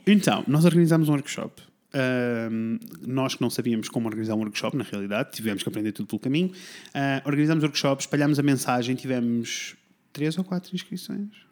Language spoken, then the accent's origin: Portuguese; Coimbra, Centro, Portugal; moved away as an adult; also born or lived in Tomar; now in Porto, Portugal; eu originalmente sou de Coimbra